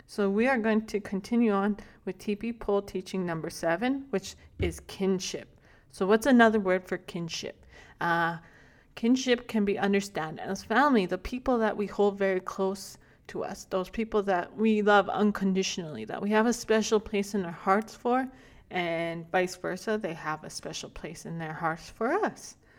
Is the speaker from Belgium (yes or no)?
no; Alberta, Canada; also born or lived in Big Stone Creek Nation, northern Alberta; I'm thirty-three years old from the Big Stone Creek Nation in northern Alberta. Uh, however, I was raised right here in Lakta, Bishop Alberta